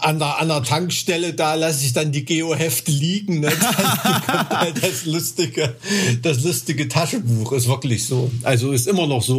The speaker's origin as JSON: {"language": "German", "region": "Thuringia", "country": "Germany", "said": "als Thüringer, der ja so wirklich so an der Grenze zu, wo es langsam bergig wird, wohnt"}